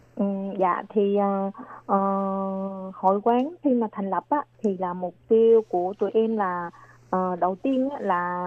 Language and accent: Vietnamese; Long An, Vietnam; moved away as an adult; now in New Taipei, Taiwan; quê của em là ở tỉnh Long An và em sang Đài Loan được là 18 năm